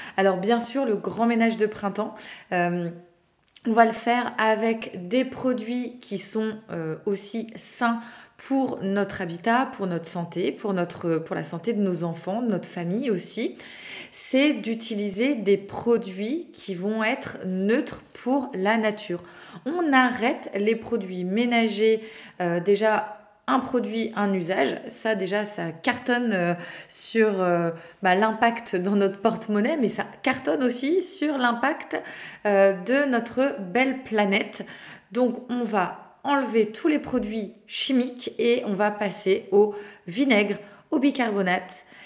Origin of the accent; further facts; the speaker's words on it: Brittany, France; par chez nous en Bretagne